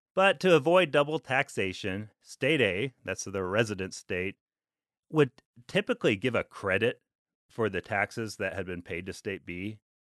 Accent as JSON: {"language": "English", "region": "Alaska", "country": "United States", "tie": "born or raised there", "moved": "yes", "said": "growing up in Alaska"}